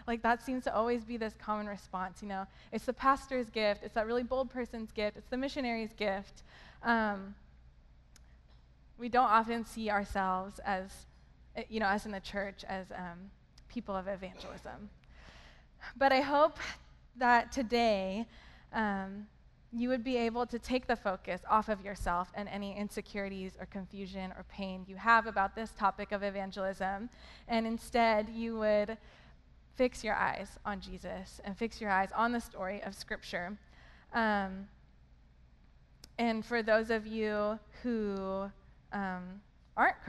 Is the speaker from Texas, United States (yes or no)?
no; Hollister, California, United States; also born or lived in San Jose, California; I am originally from Hollister, California.